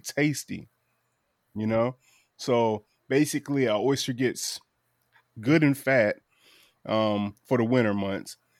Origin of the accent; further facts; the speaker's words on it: Eastern Shore of Virginia, United States; I'm from the Eastern Shore of Virginia